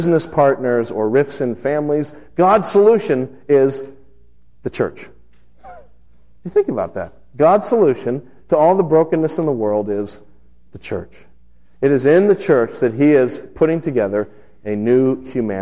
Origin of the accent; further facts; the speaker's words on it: Las Vegas, Nevada, United States; moved away; the church I grew up in out in Las Vegas